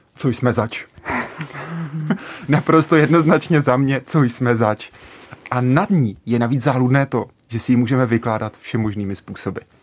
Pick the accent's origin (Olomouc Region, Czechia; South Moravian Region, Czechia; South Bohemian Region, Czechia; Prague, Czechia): South Bohemian Region, Czechia; České Budějovice; já jsem z Budějc